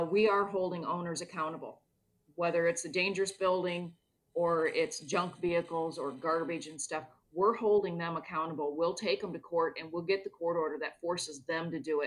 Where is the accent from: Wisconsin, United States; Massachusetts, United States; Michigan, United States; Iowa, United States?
Iowa, United States; Clinton; born and raised in Clinton